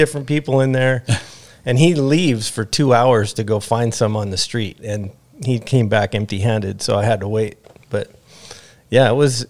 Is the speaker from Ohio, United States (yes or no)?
no; Downey, California, United States; I grew up in Downey.